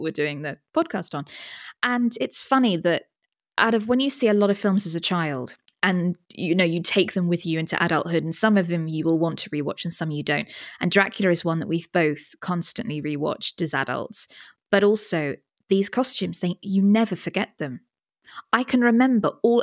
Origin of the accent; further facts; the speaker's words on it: United Kingdom; as a Brit